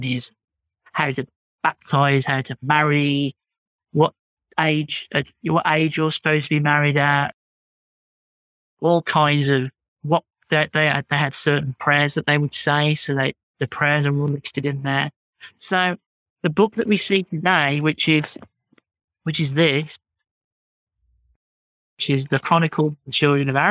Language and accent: English; United Kingdom; accent: British; my British accent